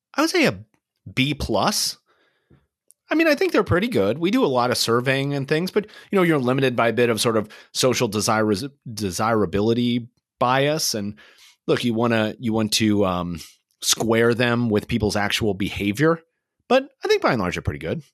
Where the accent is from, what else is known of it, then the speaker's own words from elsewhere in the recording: Kansas City, United States; Kansas City, my hometown.